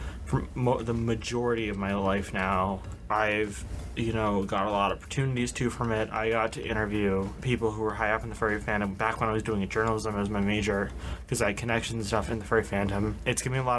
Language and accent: English; Massachusetts, United States; I'm from Massachusetts